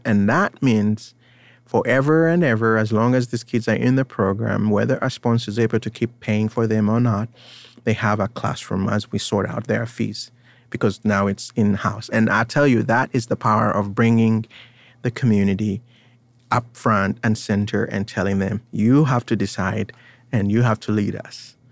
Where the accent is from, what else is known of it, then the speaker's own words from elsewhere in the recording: Uganda; now in United States; I was born in Uganda. I am Ugandan in some way, but I live in America.